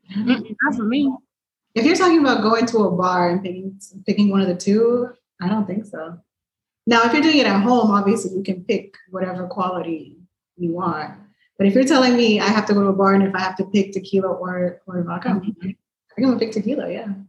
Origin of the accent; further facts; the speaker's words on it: Miami, Florida, United States; I was born and raised in Miami